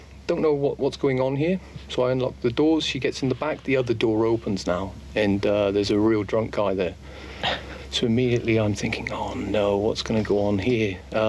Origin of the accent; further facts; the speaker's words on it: Plymouth, South West England, United Kingdom; moved away as an adult; now in Estonia; Yeah, in my hometown. Plymouth.